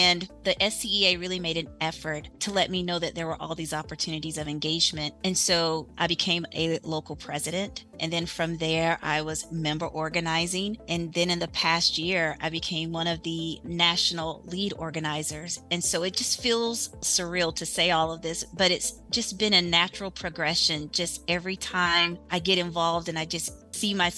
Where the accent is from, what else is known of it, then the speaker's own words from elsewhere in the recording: South Carolina, United States; I am from South Carolina.